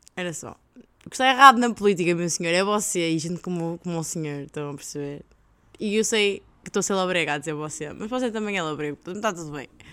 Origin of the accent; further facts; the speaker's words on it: Portugal; now in Belgium; como boa portuguesa